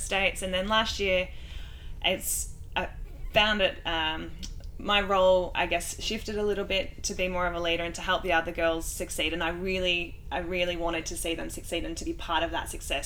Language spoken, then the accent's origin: English; Australia; I'm Australian